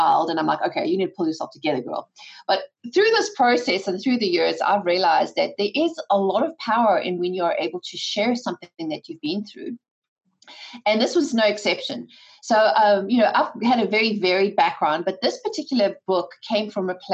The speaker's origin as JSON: {"language": "English", "country": "South Africa", "tie": "born or raised there", "moved": "yes", "said": "my husband and I come from South Africa, born and raised by that attitude"}